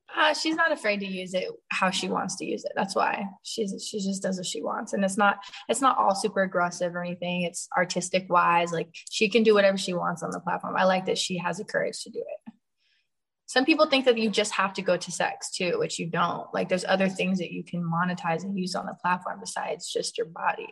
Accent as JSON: {"language": "English", "area": "Sacramento / San Francisco", "region": "California", "country": "United States", "tie": "born or raised there", "said": "performing in Sacramento and in San Francisco is lit because that's like half my hometown"}